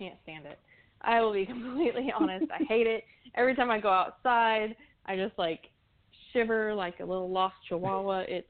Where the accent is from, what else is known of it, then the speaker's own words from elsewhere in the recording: the South, United States; now in Tulsa, United States; I'm from the South